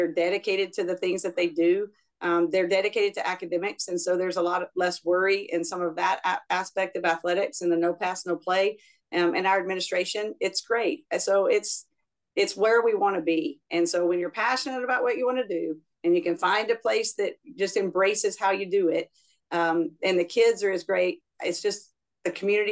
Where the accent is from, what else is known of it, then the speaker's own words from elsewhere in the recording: Louisiana, United States; now in Texas, United States; I'm from Louisiana originally.